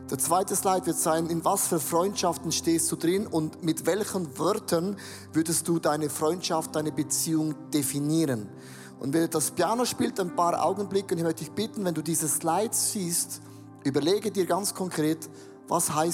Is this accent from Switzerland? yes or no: yes; Switzerland; Genau, ist ein Australier, ich bin ein Schweizer.